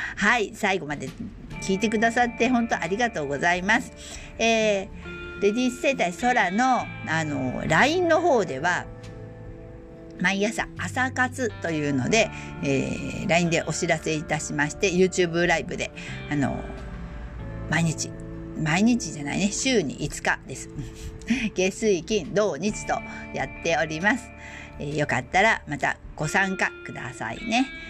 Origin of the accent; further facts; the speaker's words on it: Osaka, Japan; 大阪生まれの大阪育ちで